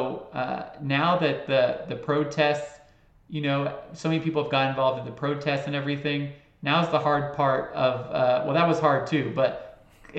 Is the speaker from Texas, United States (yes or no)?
yes; Houston, Texas, United States; I grew up in Houston, Texas